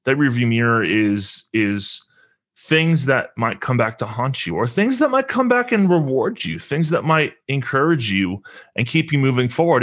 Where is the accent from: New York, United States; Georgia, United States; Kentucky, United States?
Kentucky, United States; Lexington; I'm from Lexington, Kentucky. That's where I currently reside. Um, grew up here